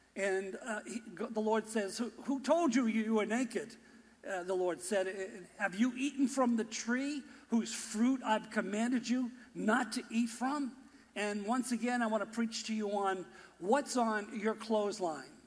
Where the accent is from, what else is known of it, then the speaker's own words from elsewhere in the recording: Boston, Massachusetts, United States; accent: Boston; my Boston accent